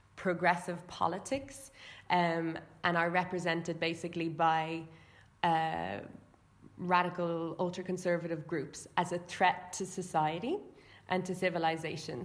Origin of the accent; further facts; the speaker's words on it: Ireland; I'm from Ireland